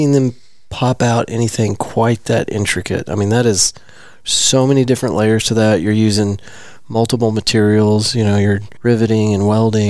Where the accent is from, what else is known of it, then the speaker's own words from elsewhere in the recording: Abilene, Texas, United States; I'm from Abilene originally.